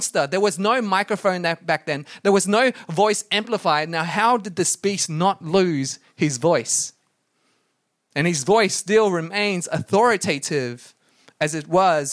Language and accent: English; Brisbane, Queensland, Australia; Inala. That's where I grew up in Brisbane